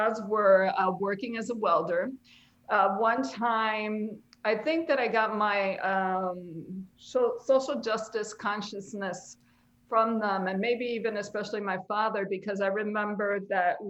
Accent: Chicago, Illinois, United States; I am a Humble Park girl at heart. You can't take the Humble Park out of me, and I don't want

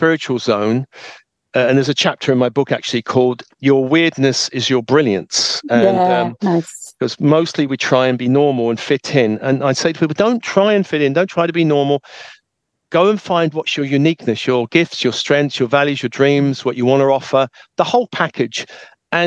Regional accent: United Kingdom; when I was raised in a British family

